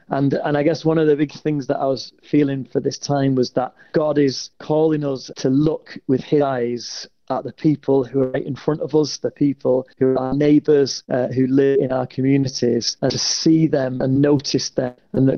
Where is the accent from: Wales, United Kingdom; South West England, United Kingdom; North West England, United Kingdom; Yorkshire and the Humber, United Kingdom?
North West England, United Kingdom; Salford; I'm from Salford, which is just near Manchester.